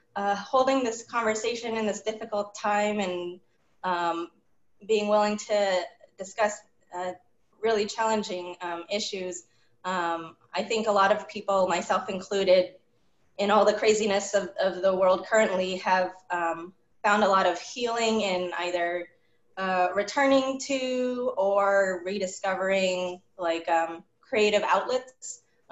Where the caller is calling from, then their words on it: Long Beach, California, United States; I'm joining from Long Beach, California.